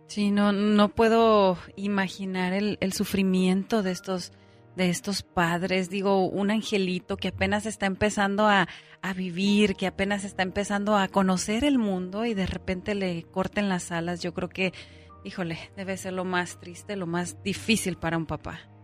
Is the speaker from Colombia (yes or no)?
no; Guamúchil, Sinaloa, Mexico; also born or lived in Abolato, Sinaloa (birthplace); Yo soy me crié y mi familia de la Guamuchilera, pero nací en Abolato, Sinaloa.